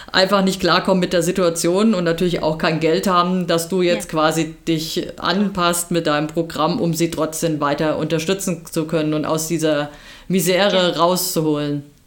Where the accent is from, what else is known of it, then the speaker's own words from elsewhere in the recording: Germany; bei uns in Deutschland